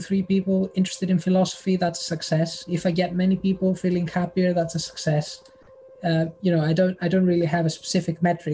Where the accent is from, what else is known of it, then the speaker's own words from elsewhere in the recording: Thessaloniki, Central Macedonia, Greece; moved away as an adult; now in United Kingdom; The north, Thessaloniki